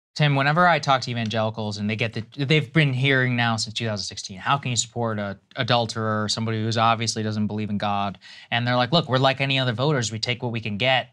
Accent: College Station, Texas, United States; I grew up in College Station, Texas

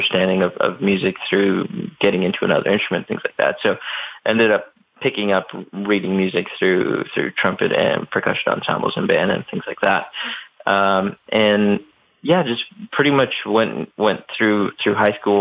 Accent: Chicago, Illinois, United States; growing up in Chicago, obviously massive sports fan

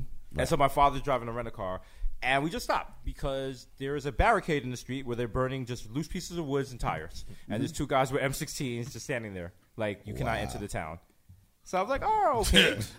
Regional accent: New York City, New York, United States; I'm from the Bronx.

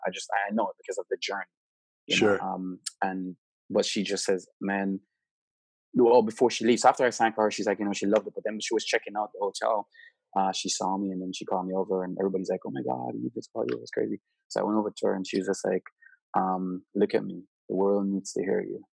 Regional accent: Saint Elizabeth, Jamaica; now in California, United States; growing up in St. Elizabeth

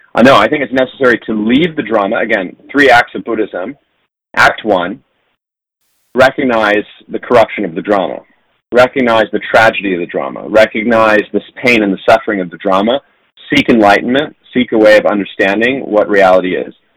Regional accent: San Diego, California, United States; I grew up in San Diego, uh, which is a very strange place to grow up

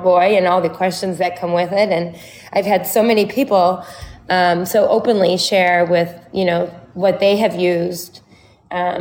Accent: Chicago, Illinois, United States; I'm from Chicago

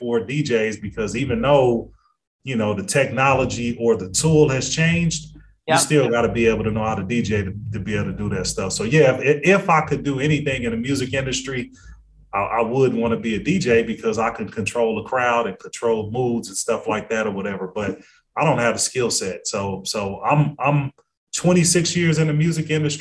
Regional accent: Carson, California, United States; I'm from LA. I'm from Carson.

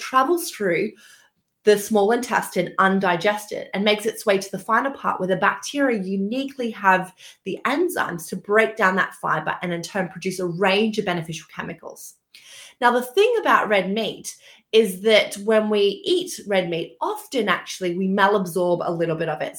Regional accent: Australia; moved away as an adult; also born or lived in Queensland; now in London, United Kingdom; I actually grew up on a farm in Australia, a very small town. So you may have picked up, I'm Australian, actually

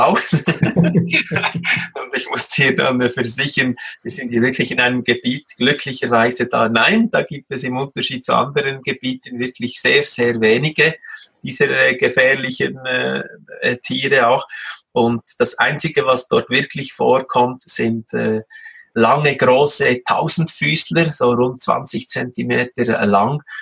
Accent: Switzerland; Als Schweizer essen wir ja alle sehr gerne den äh, geschmolzenen Käse, sei es als Raclette oder eben auch als Fondue.

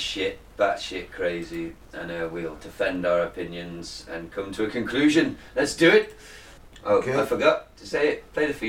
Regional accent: England, United Kingdom; We're English

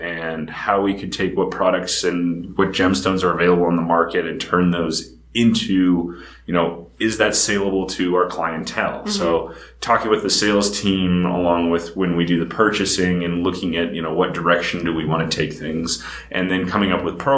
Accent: Big Sky Country, Montana, United States; moved away; also born or lived in Columbus, Ohio; Growing up in Big Sky Country, it's totally different.

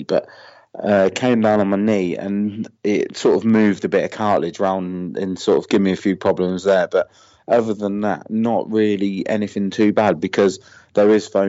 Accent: Northamptonshire, East Midlands, United Kingdom; I'm from Northamptonshire in the UK.

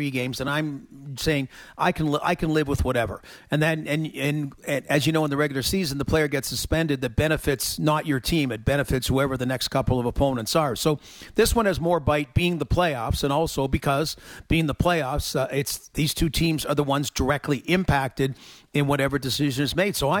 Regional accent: Toronto, Ontario, Canada; growing up in Toronto

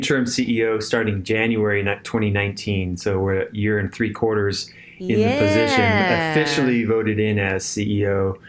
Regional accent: California, United States; moved away as an adult; now in Tennessee, United States; when I was growing up in California

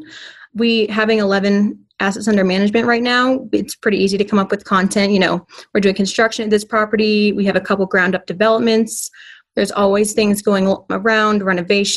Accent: Ponte Vedra Beach, Florida, United States; moved away as an adult; also born or lived in Charlotte, North Carolina; I grew up in Ponte Vedra Beach, Florida

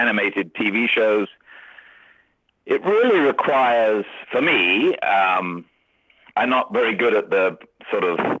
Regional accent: England, United Kingdom; I think being English is lucky in some of those jobs.

